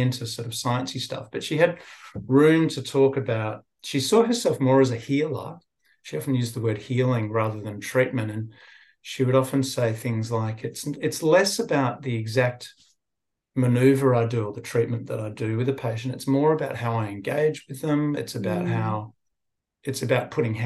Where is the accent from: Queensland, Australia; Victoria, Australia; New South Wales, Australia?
New South Wales, Australia; Sydney; also born or lived in England; I grew up born in England, but I grew up in Sydney, so I feel like an Aussie